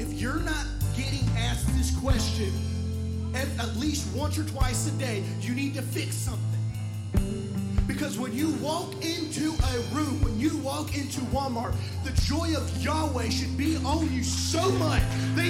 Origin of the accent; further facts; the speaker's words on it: Mexico; moved away; growing up in Mexico and leaving, you know, they want to know, why is this white person in this place?